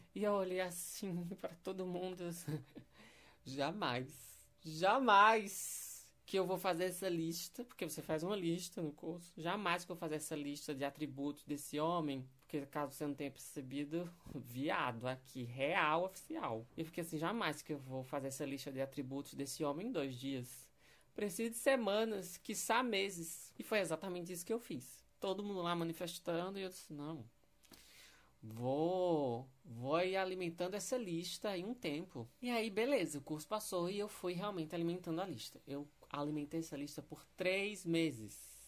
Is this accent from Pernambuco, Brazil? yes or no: yes; Pernambuco, Brazil; now in Belo Horizonte, Brazil; Eu sou pernambucano, eu tô vivendo em Belo Horizonte atualmente.